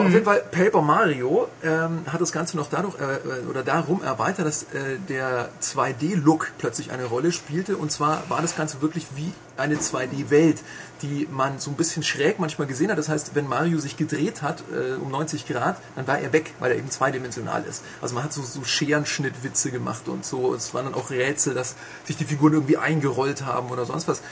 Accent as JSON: {"language": "German", "town": "Augsburg", "region": "Bavaria", "country": "Germany", "said": "Ich komme aus Augsburg"}